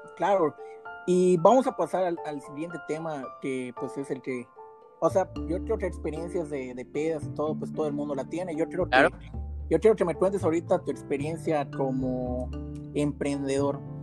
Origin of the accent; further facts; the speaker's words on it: Yucatán, Mexico; soy yucateco